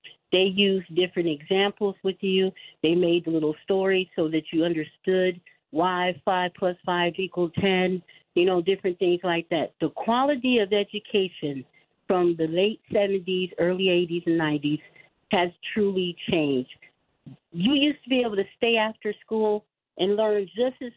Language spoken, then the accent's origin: English; Los Angeles, California, United States; I was in the L.A. Unified School District because I grew up in Los Angeles for 28 years